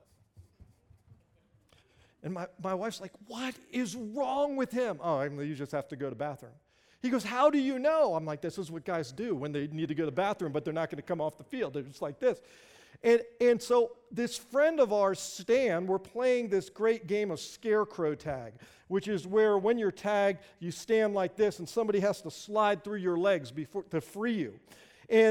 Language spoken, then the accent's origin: English; Springfield, Virginia, United States; growing up in Northern Virginia, just outside of Washington, D.C., a little town called Springfield